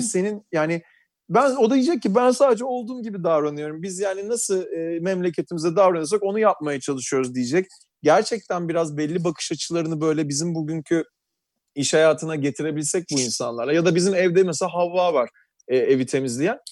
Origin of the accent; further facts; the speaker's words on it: Istanbul, Turkey; Tarabyalıyım. yirmi sene Tarabya'da yaşadım.